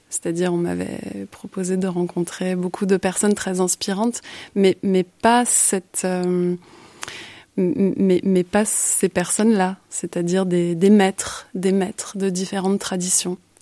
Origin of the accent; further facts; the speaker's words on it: Paris, Île-de-France, France; moved away as an adult; now in Brussels, Belgium; je suis originaire euh, de Paris mais je suis bruxelloise d'adoption depuis presque 15 ans maintenant